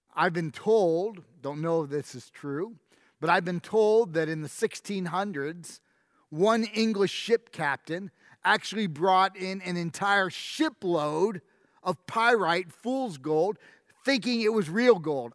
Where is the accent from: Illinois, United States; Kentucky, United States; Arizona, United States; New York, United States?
New York, United States; moved away; I grew up in New York